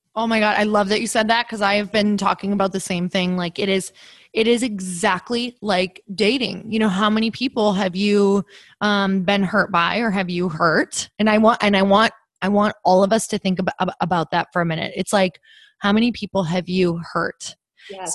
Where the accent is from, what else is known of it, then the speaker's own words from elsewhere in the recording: Midwest, United States; now in California, United States; I'm, I'm from the Midwest and I started building my tribe when I was from the Midwest.